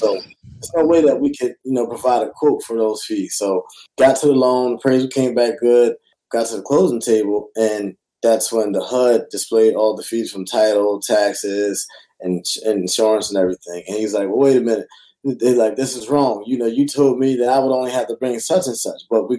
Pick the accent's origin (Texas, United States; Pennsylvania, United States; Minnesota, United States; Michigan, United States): Pennsylvania, United States; Philadelphia; I'm from Philly and I was throwing free real estate classes